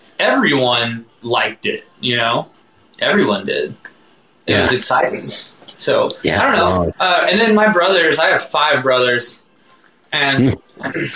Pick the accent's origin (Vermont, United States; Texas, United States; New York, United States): Texas, United States; Houston; I grew up in Houston